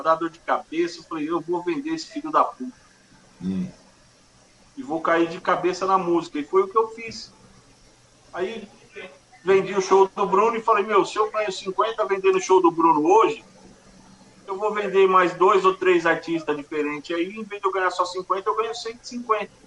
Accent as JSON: {"language": "Portuguese", "area": "ABC Paulista", "region": "São Paulo", "country": "Brazil", "said": "Eu sou aqui do ABC"}